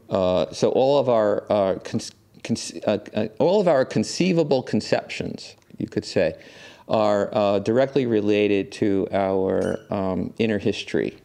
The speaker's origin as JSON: {"language": "English", "town": "New York City", "region": "New York", "country": "United States", "tie": "born or raised there", "said": "I grew up here in New York"}